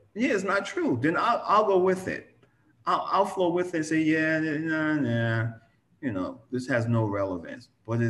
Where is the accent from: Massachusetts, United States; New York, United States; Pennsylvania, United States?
New York, United States; I'm from New York